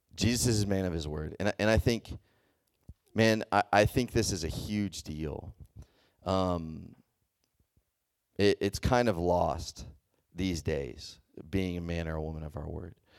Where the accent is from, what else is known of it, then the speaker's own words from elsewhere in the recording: Texas, United States; moved away; I grew up in, in the South, I grew up in Texas